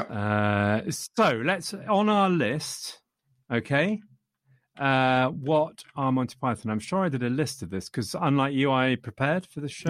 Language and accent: English; England, United Kingdom; I am English.